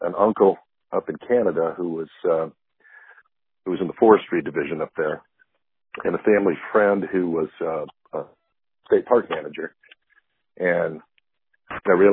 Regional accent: Grand Rapids, Michigan, United States; now in Florida, United States; I'm originally from Southwest Michigan, Grand Rapids area

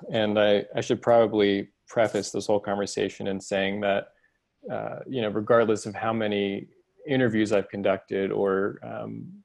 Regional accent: Houston, Texas, United States; Texas. I grew up in Houston.

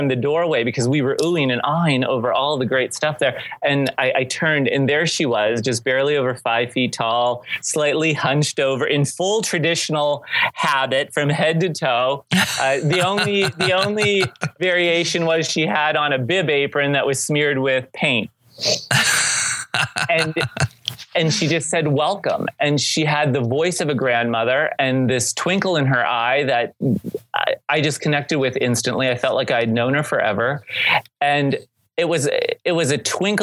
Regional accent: St. Marys, Pennsylvania, United States; moved away as an adult; we happen in our hometown of St. Mary's, Pennsylvania, to have the oldest Benedictine convent in the country

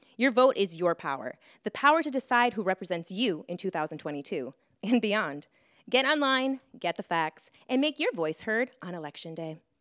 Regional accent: Maui, Hawaii, United States; I grew up on Maui my whole life

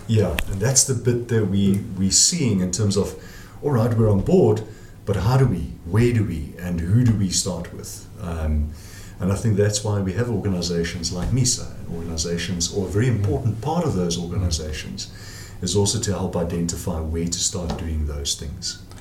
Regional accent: South Africa; We, we are South African

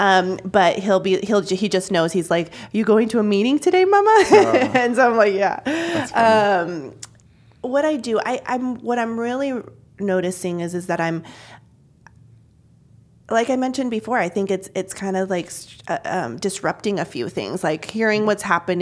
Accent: Junction City, United States; also born or lived in San Diego / Mexico; my family moving here in 1989, I was 2 years old. We moved to Junction City from San Diego

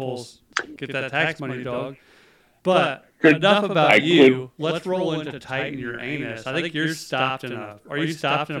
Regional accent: outside Asheville, North Carolina, United States; I grew up in Appalachia, right? Like I'm from not from Asheville, because Asheville's fucking weird, but outside of Asheville.

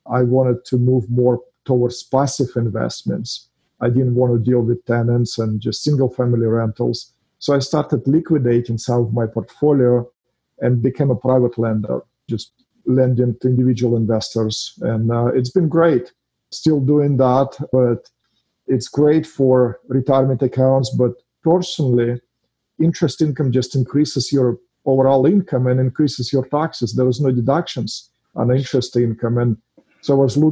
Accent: Russia; English is a second language; now in United States; Originally, I'm from Russia. As you can hear from my accent, I'm not from here

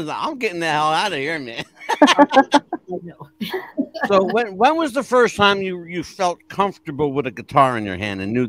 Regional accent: Pennsylvania, United States

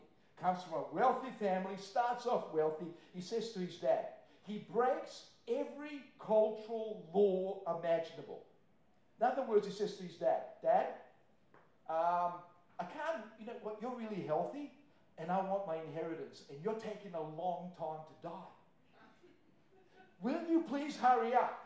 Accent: Croatia; moved away; I'm from Croatia

